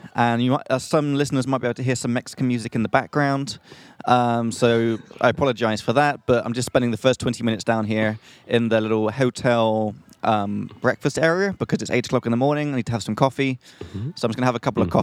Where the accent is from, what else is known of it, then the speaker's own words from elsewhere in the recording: England, United Kingdom; from England.